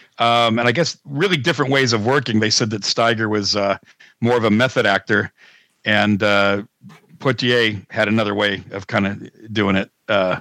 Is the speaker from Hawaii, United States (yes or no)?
no; Pennsylvania, United States; maybe somebody from that town wouldn't, but I'm from Pennsylvania. I am not going to hesitate.